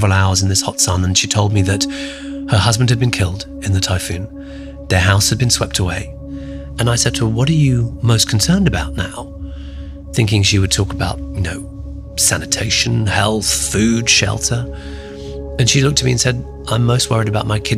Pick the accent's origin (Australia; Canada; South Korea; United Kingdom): United Kingdom; also born or lived in Calcutta, India; My family left when I was three and then moved to the United Kingdom. And I grew up in the UK, hence the accent